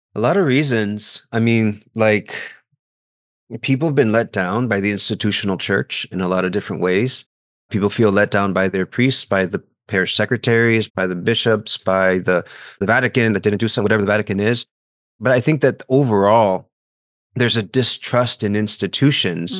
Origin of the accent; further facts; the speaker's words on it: South Texas, United States; moved away; I'm from South Texas